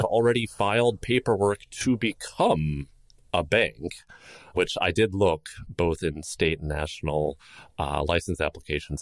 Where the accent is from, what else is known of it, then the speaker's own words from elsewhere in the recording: Chicago, Illinois, United States; my hometown of Chicago